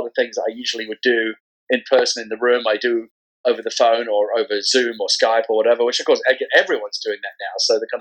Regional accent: London, United Kingdom; moved away as an adult; now in San Francisco, United States; I'm originally from London, England. I was born there back in 1972.

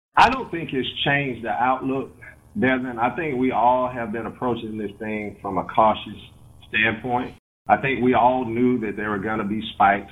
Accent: Mississippi, United States; also born or lived in Gulfport, Mississippi / Sardis, Mississippi; being a young black male growing up in Mississippi in the in the '70s

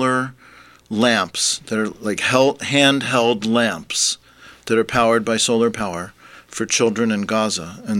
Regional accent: Vancouver, British Columbia, Canada; moved away as an adult; now in Hamilton, Canada; I'm actually from Vancouver

